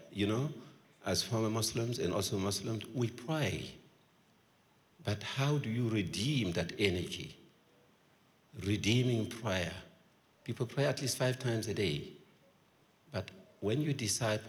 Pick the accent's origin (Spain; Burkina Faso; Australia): Burkina Faso; I'm from Burkina Faso.